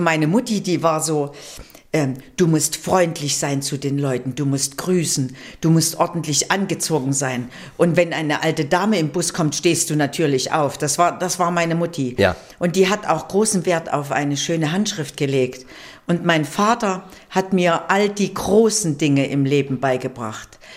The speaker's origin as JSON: {"language": "German", "town": "Weimar", "region": "Thuringia", "country": "Germany", "tie": "born or raised there", "also_born_or_lived": "Düsseldorf", "moved": "as an adult", "said": "ich bin in Oberweimar geboren"}